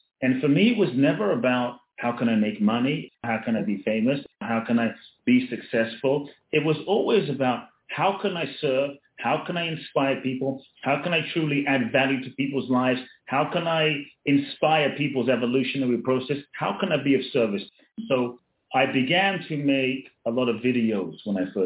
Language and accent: English; London, United Kingdom; also born or lived in Ghana; when I was a kid, born in Ghana, West Africa. My father's from Ghana. My mother's Japanese. I grew up in London